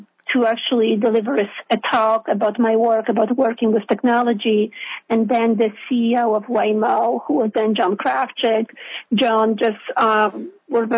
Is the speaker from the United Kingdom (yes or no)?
no; Poland; now in New York, United States; I was born in Poland, so it's a Catholic country.